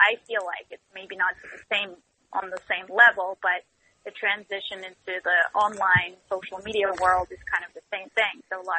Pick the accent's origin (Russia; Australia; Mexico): Russia; English is a second language; now in United States; because I came here from Russia and I had to do like a lot of, you know, serious acting training and film training and everything.